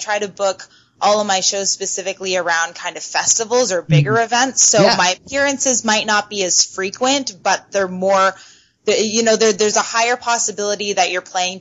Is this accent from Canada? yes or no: yes; London, Ontario, Canada; I am from Canada, yes, London, Ontario